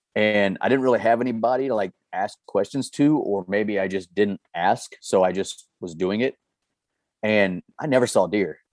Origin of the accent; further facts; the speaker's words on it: Missouri, United States; born and raised in Missouri, started hunting here